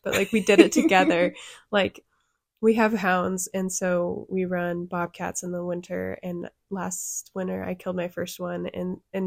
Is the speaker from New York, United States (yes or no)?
no; Western Washington, United States; when I grew up in Western Washington in a huge area